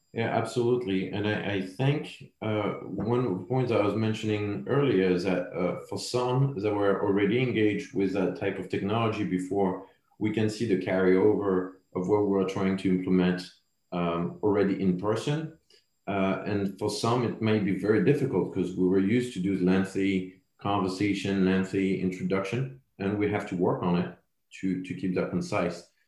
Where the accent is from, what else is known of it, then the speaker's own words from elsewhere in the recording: France; accent: French; English is a second language; moved away; my French accent